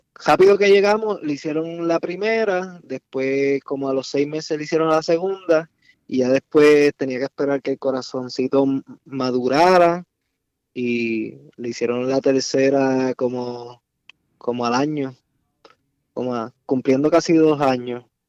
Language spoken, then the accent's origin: Spanish; Salinas, Puerto Rico; moved away; also born or lived in New Jersey; Nosotros somos de Salinas